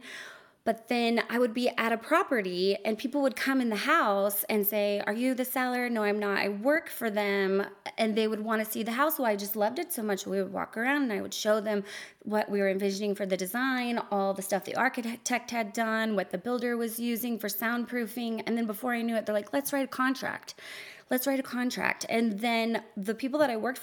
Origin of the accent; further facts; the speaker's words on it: Salt Lake City, Utah, United States; I was raised here in Utah, in Salt Lake